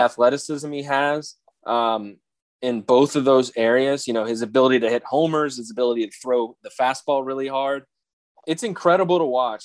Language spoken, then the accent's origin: English; United States; as an American sports fan